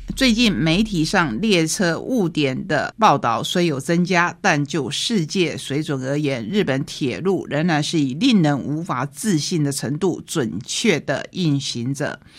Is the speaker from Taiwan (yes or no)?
yes; Taiwan; 也让我们台湾人好好的想一想。